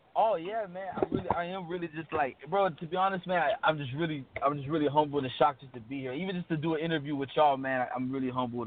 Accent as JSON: {"language": "English", "town": "Miami", "region": "Florida", "country": "United States", "said": "I'm from Miami"}